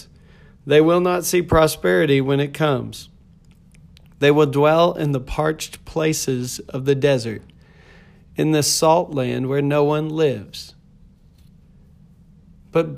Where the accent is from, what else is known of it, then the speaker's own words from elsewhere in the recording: Lubbock, Texas, United States; I was born in Lubbock, Texas